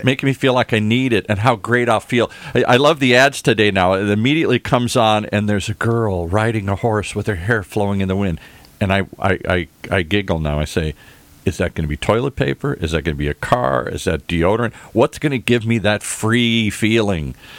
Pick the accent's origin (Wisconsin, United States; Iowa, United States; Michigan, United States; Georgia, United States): Michigan, United States; Detroit; I grew up in the Midwest, hardworking people